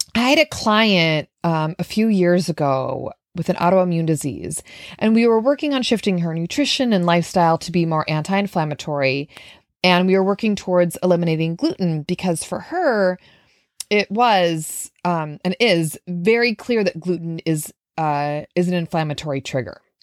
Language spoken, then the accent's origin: English; Minnesota, United States; now in New York City, United States; I live in New York City, but I'm from Minnesota.